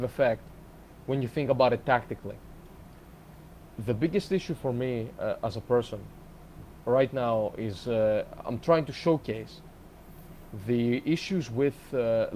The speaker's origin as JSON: {"language": "English", "country": "Greece", "moved": "yes", "said": "I'm from Greece originally"}